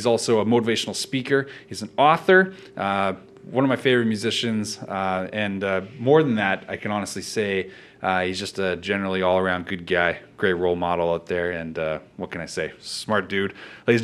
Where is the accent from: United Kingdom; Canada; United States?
Canada; Ontario; moved away; I'm from Ontario